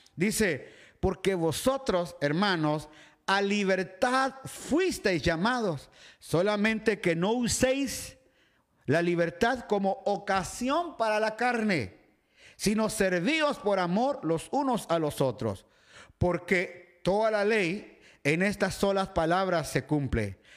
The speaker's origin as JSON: {"language": "Spanish", "country": "Guatemala", "tie": "born or raised there", "moved": "yes", "said": "iglesia Betania, donde me crié allá en Guatemala"}